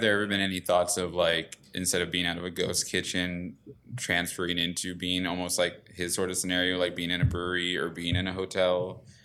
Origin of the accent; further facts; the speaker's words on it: Ontario, California, United States; I grew up in Ontario